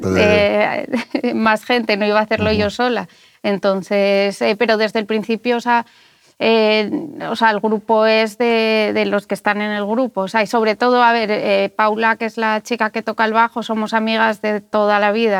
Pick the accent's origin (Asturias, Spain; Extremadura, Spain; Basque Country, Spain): Asturias, Spain; Gijón; Yo que soy de Gijón